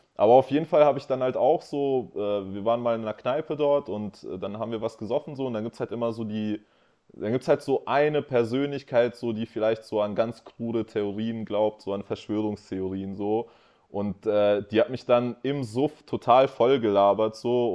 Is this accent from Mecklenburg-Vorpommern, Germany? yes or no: no; Hanover, Lower Saxony, Germany; wir kommen halt aus Hannover